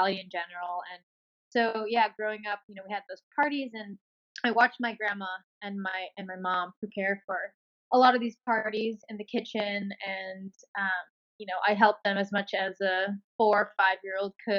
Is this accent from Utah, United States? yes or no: no; New York City, New York, United States; I grew up in Bayside, Queens.